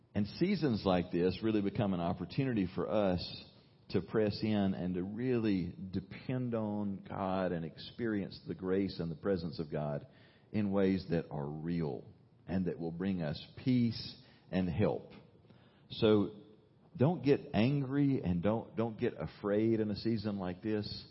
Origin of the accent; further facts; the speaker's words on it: United States; as an American